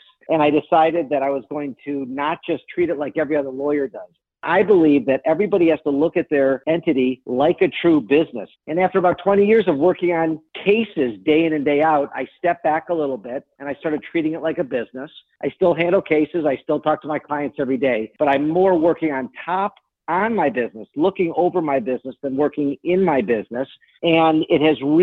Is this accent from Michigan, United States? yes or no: yes; Detroit, Michigan, United States; born and raised in Detroit